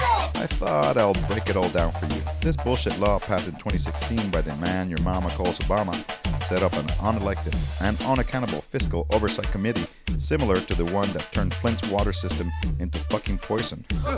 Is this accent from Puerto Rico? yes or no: yes; Puerto Rico; my hometown of Boriken